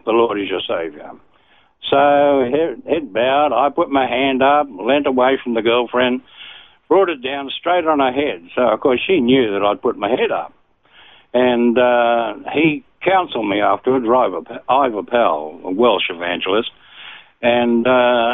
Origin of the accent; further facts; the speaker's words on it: Sydney, New South Wales, Australia; I was born in Sydney and raised in Bexley, a suburb of Sydney, southern suburb